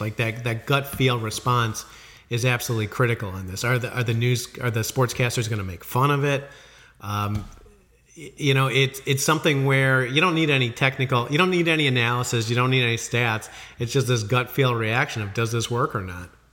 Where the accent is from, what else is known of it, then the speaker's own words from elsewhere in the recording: Illinois, United States; moved away; I came from Illinois